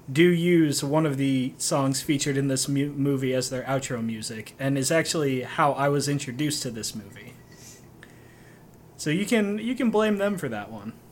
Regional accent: Orlando, Florida, United States; I should say, as a child growing up in Orlando, this was my experience.

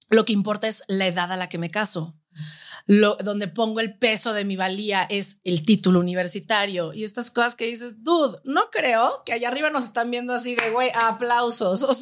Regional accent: Guadalajara, Jalisco, Mexico; O sea, crecer en Guadalajara es. Es que es

